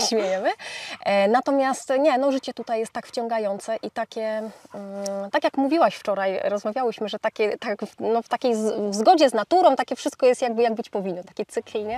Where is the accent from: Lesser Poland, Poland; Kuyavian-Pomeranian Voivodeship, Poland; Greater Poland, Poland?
Kuyavian-Pomeranian Voivodeship, Poland; Bydgoszcz; jestem bydgoszczanką, która od dziecka marzyła o tym, żeby mieszkać za miastem